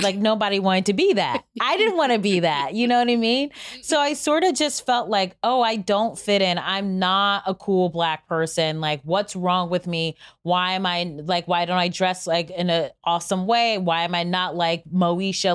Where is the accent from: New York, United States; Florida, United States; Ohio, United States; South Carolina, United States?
Ohio, United States; Cleveland; I'm from Cleveland